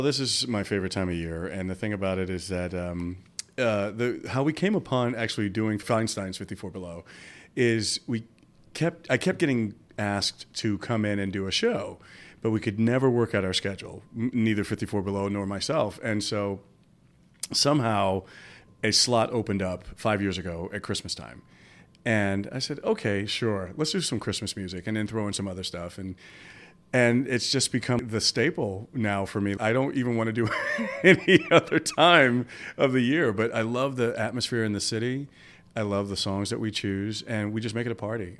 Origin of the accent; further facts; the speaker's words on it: New York City, New York, United States; my hometown